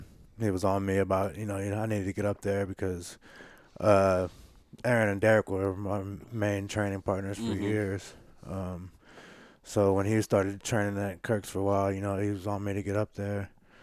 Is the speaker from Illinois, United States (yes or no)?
yes; Carbondale, Illinois, United States; born there; So I was born in Carbondale, Illinois, and my mom married a guy that lived over there, and so I stayed over there, I want to say, until fifth, sixth grade